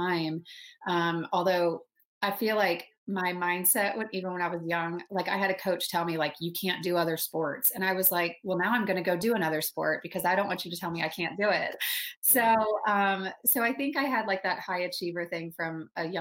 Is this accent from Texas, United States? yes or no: yes; Dallas, Texas, United States; moved away as an adult; also born or lived in Denver, Colorado / Michigan; I was raised in a suburb in Dallas, Texas, which, you know, I don't have the accent all the time, but I can totally throw it on